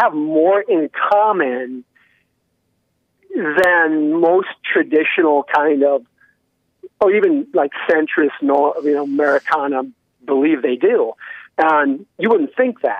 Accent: Minnesota, United States; Yeah, that's my home state. That's where I was born.

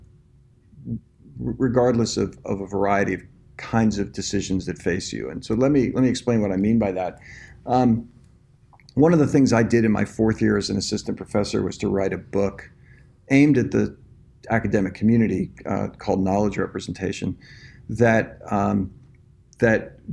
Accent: New Jersey, United States; moved away as an adult; also born or lived in New York; now in Austin, United States; I'm actually from the New Jersey area

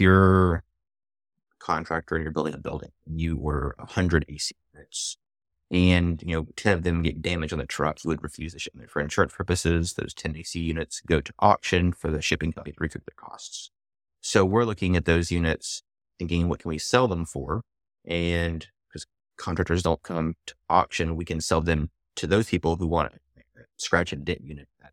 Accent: Atlanta, Georgia, United States; I actually grew up in Atlanta. Oh, one of the few natives here.

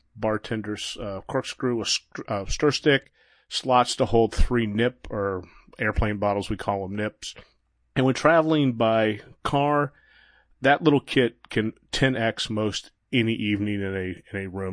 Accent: Florida, United States; I'm from Florida

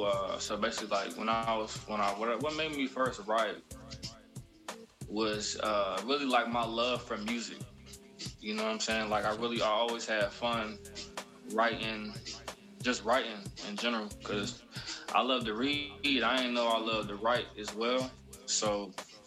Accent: South Carolina, United States; also born or lived in Atlanta, Georgia; I was basically raised in South Carolina.

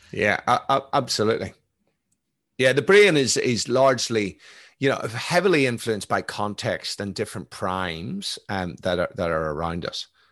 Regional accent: Belfast, Northern Ireland, United Kingdom; moved away; I grew up in Belfast in the nineteen seventies.

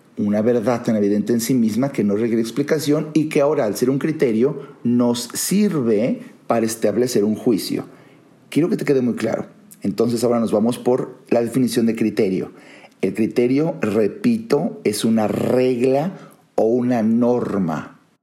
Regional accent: Mexico; Soy mexicano, conozco mi país, conozco la idiosincrasia, conozco la psicología social, eh, vivo aquí

